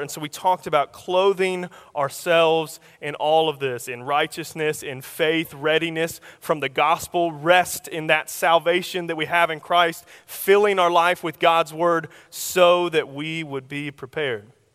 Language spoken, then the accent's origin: English; Oklahoma, United States; I'm from Oklahoma, so, uh, our common weather is tornadoes